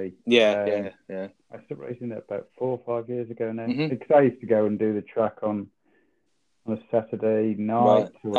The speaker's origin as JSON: {"language": "English", "region": "the north of England", "country": "United Kingdom", "said": "being a Northerner"}